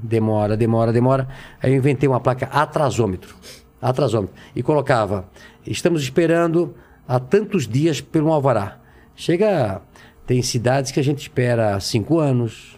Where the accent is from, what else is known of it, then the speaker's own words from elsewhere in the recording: Brusque, Santa Catarina, Brazil; nasci em Brusque, Santa Catarina, é, numa, num bairro, uma casa de madeira